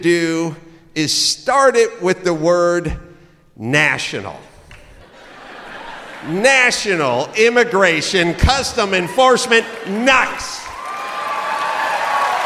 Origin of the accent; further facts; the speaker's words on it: California, United States; I'm from California